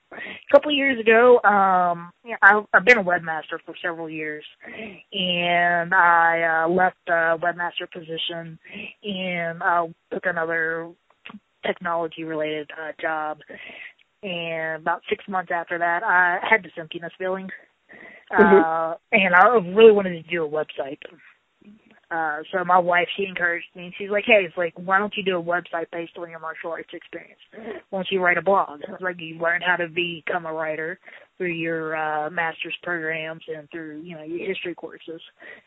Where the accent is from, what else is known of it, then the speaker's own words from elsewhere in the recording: Charleston, West Virginia, United States; Yes, I've been here pretty much all my life.